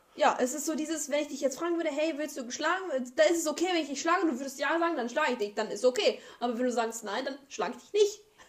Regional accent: Germany; Wir sind alle in Deutschland geboren

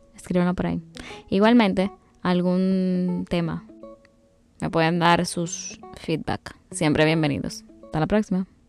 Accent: Dominican Republic; como buena dominicana

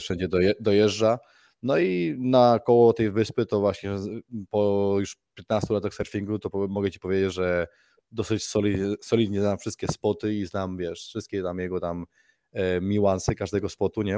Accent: Majorca, Balearic Islands, Spain; moved away as an adult; now in Gold Coast, Australia; się urodziliśmy w Hiszpanii na Majorce

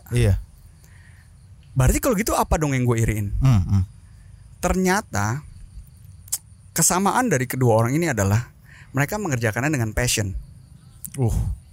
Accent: Indonesia; moved away as an adult; now in Germany; Kenalin semuanya … Um, gua asli Indonesia.

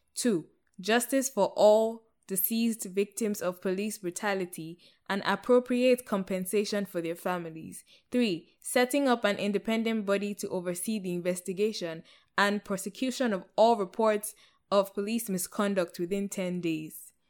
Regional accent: Nigeria; moved away; I'm Nigerian too. That's my home

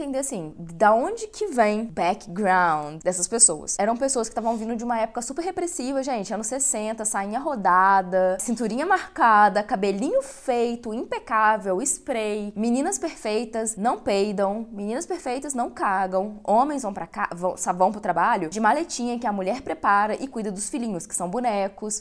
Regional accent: Brazil; eu cresci no Brasil

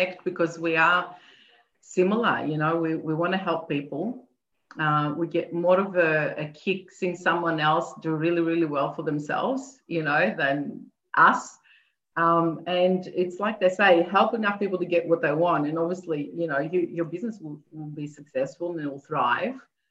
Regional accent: Athens, Attica, Greece; moved away; I was born in Greece, in Athens

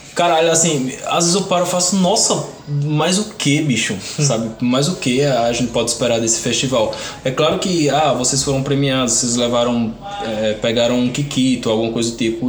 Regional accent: interior of the Northeast, Northeast Region, Brazil; eu nasci pobre, gay, nordestino, no Brasil.

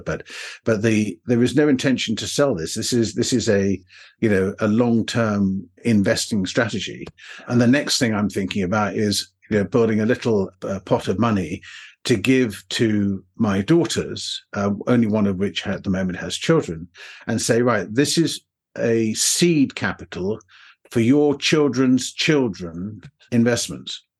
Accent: England, United Kingdom; accent: somewhat English; my somewhat English accent

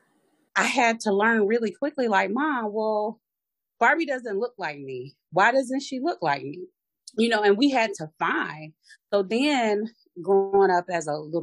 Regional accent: Aiken, South Carolina, United States; the area that I grew up in Aiken, it is a lot of hidden racism

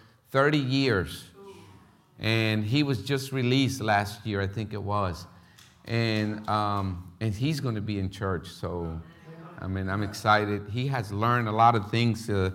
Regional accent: Philadelphia, Pennsylvania, United States; English is a second language; moved away as an adult; also born or lived in Puerto Rico / Florida; now in Paraguay; I was raised in North Philly

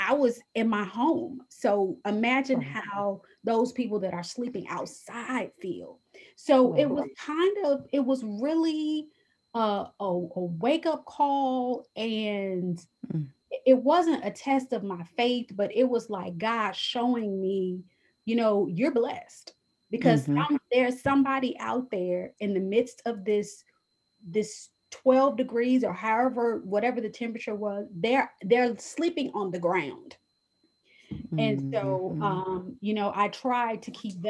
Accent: Detroit, Michigan, United States; moved away; I grew up in Detroit from fourth grade to senior in high school, graduating from high school

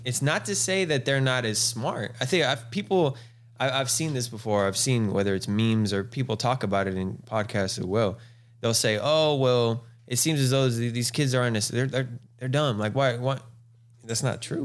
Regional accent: Galt, California, United States; also born or lived in Lodi, California / Stockton, California; being from the two oh nine, I was born in Lodi, um, uh, raised in Galt

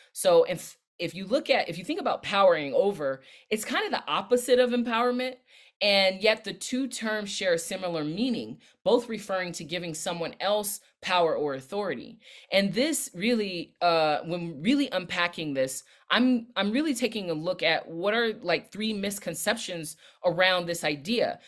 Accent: Los Angeles County, California, United States; also born or lived in Long Beach / Inglewood / Compton; now in Washington, D.C., United States; I'm based in the D C area now, but I'm originally from Southern California. I rep Long Beach Hard, where I was born, but I was raised in L A County with roots in Inglewood and Compton

